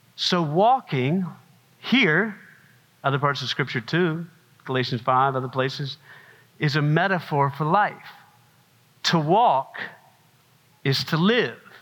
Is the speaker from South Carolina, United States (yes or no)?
yes; South Carolina, United States; I'm from South Carolina